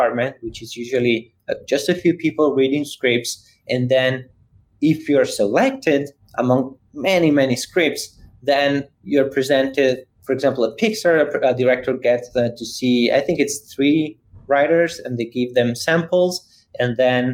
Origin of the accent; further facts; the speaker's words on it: Italy; moved away; I'm from Italy, so I was in Milan